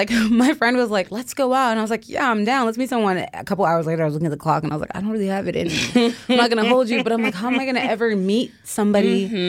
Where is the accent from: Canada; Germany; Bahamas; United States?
Canada; Toronto, Ontario; Well, because I'm from Toronto, I feel like... you have to speak English. Like you just have to speak English. So I did grow up going to French school before I kind of got over. I went to just English school.